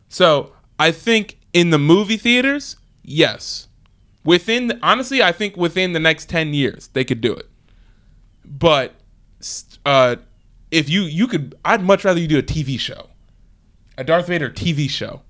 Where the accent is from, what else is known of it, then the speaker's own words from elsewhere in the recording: Philadelphia, Pennsylvania, United States; since I'm from Philly